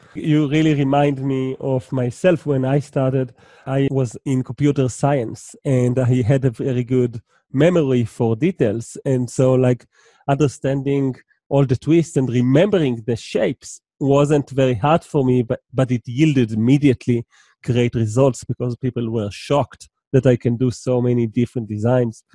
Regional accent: Israel; I'm from Israel

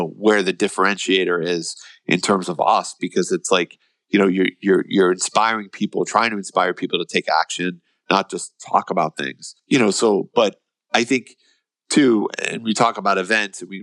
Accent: United States; we as Americans

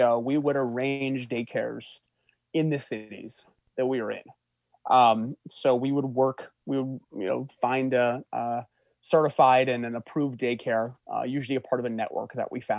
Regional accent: Bozeman, Montana, United States; moved away; I grew up in Montana, so going back to Bozeman, Montana

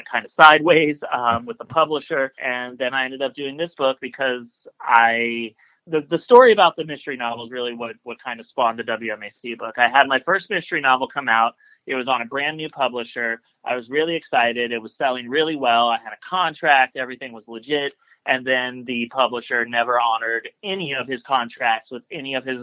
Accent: Columbus, Ohio, United States; also born or lived in Indianapolis, Indiana; I was born in Indianapolis, Indiana, but I've lived in Columbus, Ohio here since I was four. So I grew up here

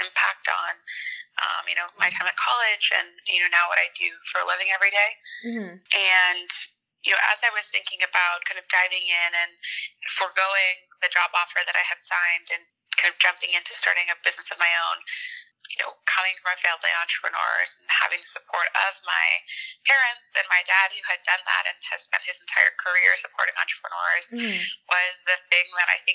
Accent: Wayne, Pennsylvania, United States; moved away as an adult; also born or lived in Boston, Massachusetts; now in New York, United States; I grew up right outside of Philadelphia in Wayne

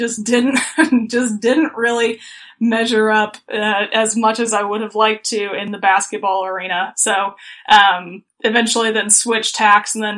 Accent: Muncie, Indiana, United States; also born or lived in Missouri; Yeah, so I actually was born and raised in Muncie, Indiana.

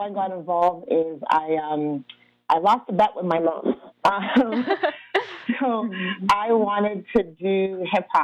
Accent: Montreal, Quebec, Canada; also born or lived in Ghana / Libya; now in Toronto, Canada; I am from Ghana in West Africa. Grew up in Montreal, Quebec, but currently reside in Toronto, Ontario.

